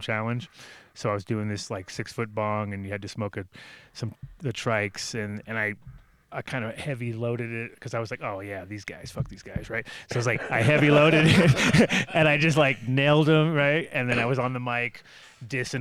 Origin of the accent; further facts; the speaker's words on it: East Coast, United States; No, we're from the East Coast.